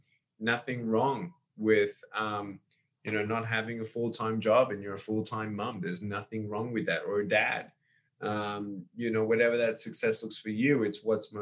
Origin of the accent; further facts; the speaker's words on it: Australia; also born or lived in California; now in Texas, United States; born and raised in Australia. now living in America, moved from California to Texas last 12 months